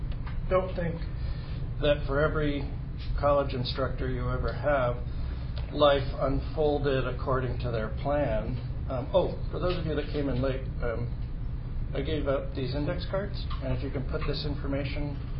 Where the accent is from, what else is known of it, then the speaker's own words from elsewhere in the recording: Connecticut, United States; moved away as an adult; also born or lived in Massachusetts / California; I was born in Connecticut, in New England, and I lived for about the first 18 or 19 years in Connecticut and Massachusetts, kind of moved around a lot when I was a kid. Then I moved to California when I was about 19